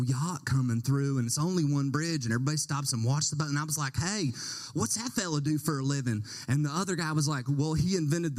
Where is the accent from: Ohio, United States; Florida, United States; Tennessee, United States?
Tennessee, United States; Remember, I'm from Tennessee, so it's like essentially my family is.